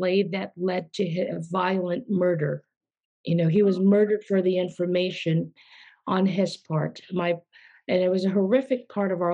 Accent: Philippines; I was born in the Philippines, and my parents were well known in the philanthropy, humanitarian, and my father was a doctor

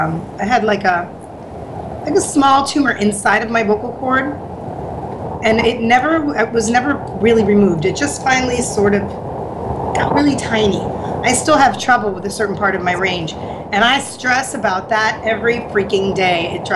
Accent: Haworth, New Jersey, United States; moved away as an adult; also born or lived in Bari, Italy; now in Florida, United States; Oh, Jersey. I grew up in Jersey. I didn't even come down here until I was about 23.

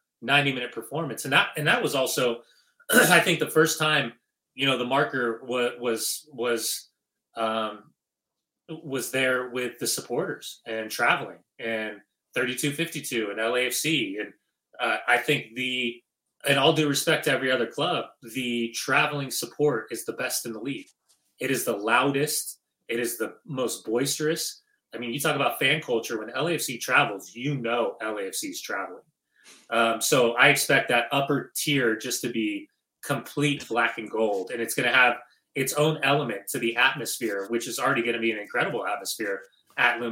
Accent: Upland, California, United States; I'm a kid from Upland, California, right? I mean, I grew up, I went to Fullerton. I grew up playing in the club soccer scene in Southern California

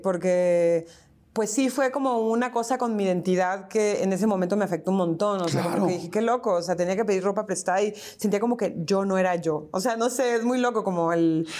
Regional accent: Tijuana, Baja California, Mexico; moved away as an adult; also born or lived in San Diego, United States / Mexico City, Mexico; now in Buenos Aires, Argentina; cuando nos regresamos a vivir a Tijuana

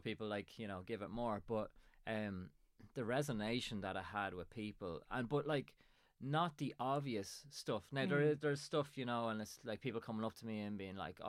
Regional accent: Drogheda, Leinster, Ireland; now in Dundalk, Ireland; I live in Dundalk and I'm originally from Drogheda.

